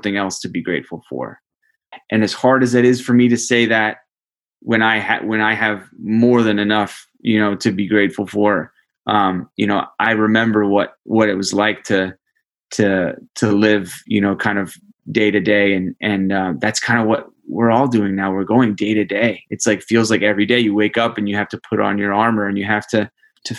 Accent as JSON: {"language": "English", "country": "United States", "said": "the duty that comes with being an American"}